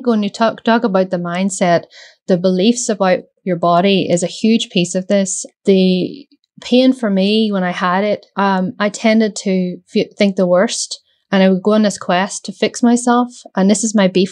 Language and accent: English; Northern Ireland, United Kingdom; I'm from Northern Ireland